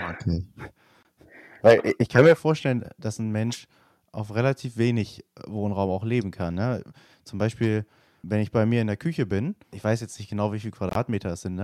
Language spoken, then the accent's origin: German; Germany; also born or lived in Nottingham, England; ich als Deutscher